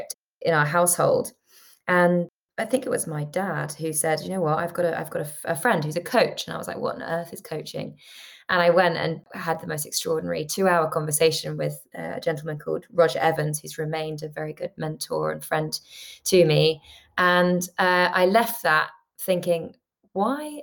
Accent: London, United Kingdom; I grew up in London, and London can be such a bubble

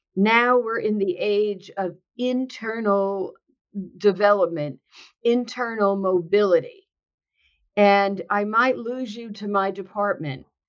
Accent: New Jersey, United States; now in California, United States; I am um, born and bred in New Jersey. And although I live now in sunny California, I am a Jersey girl at heart

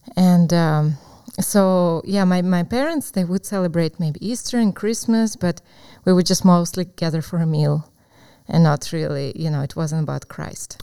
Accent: Crimea, Ukraine; English is a second language; moved away as an adult; now in United States; Yes, I was born in Ukraine, in Crimea, which is in the south of Ukraine, and um, it's a peninsula.

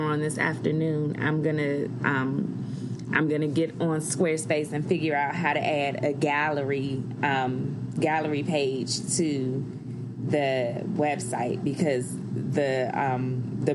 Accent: Washington, District of Columbia, United States; DC is my hometown.

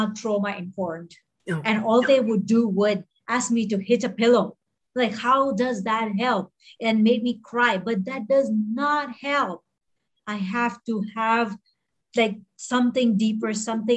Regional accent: Bahrain; also born or lived in Mumbai, India; now in Hong Kong; I grew up in Bahrain

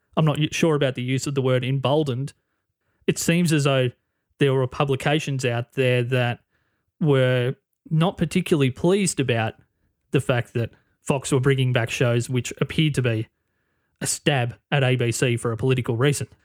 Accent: Australia; being an Australian, half a world away

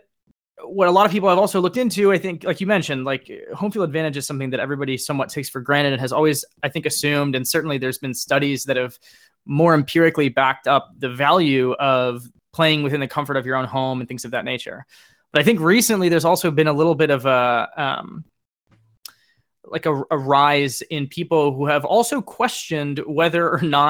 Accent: United States; as an American fan that pretty much exclusively watches European soccer

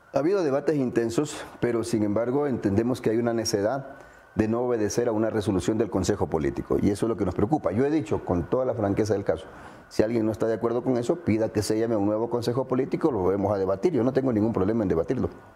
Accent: Ecuador; como ecuatoriano

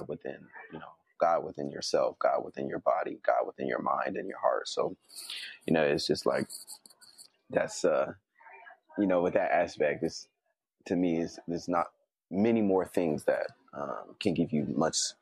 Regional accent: Berkeley, California, United States; being from the Bay Area, that's where I'm from Berkeley

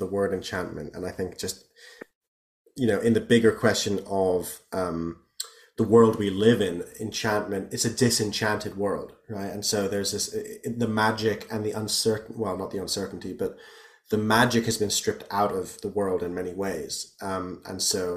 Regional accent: the Taunus, near Frankfurt, Hesse, Germany; I grew up, I'm half Irish and half German, and I grew up in a region of Germany near Frankfurt called the Taunus

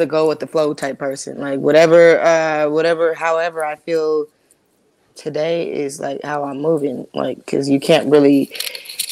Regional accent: Compton, California, United States; also born or lived in Canoga Park, California; now in St. Louis, United States; I was born and raised in Compton, California

